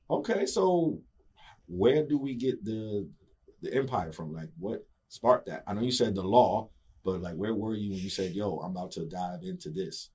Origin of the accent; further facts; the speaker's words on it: New York City, New York, United States; I'm from New York originally. 718